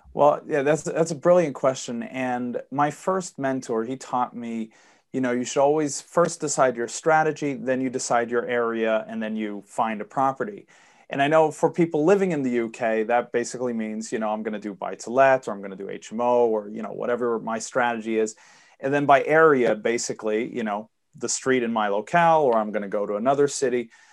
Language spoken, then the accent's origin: English; Sweden; I'm born and raised and live in Sweden. I apologize for the accent. My dad's American